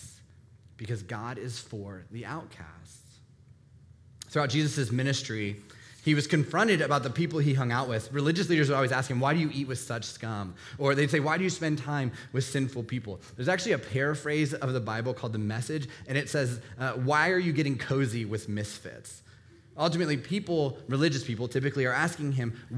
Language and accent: English; Northern Virginia, United States; Being born and raised in Northern Virginia